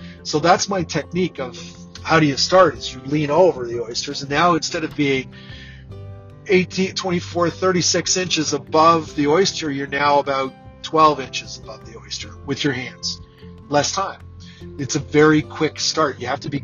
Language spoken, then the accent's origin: English; Canada; I'm Canadian